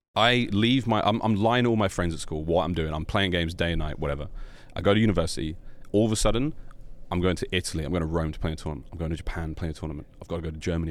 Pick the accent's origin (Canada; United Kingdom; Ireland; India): United Kingdom; London; also born or lived in Australia; now in United States; I grew up in London